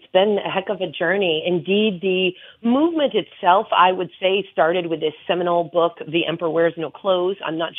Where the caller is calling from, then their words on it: Kingston, New York, United States; I'm in upstate New York in Kingston.